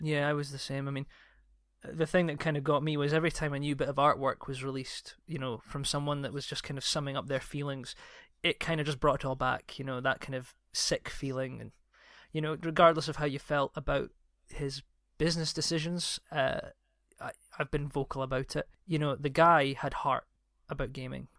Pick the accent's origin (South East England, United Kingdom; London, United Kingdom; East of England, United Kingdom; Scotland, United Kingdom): Scotland, United Kingdom; I'm Scottish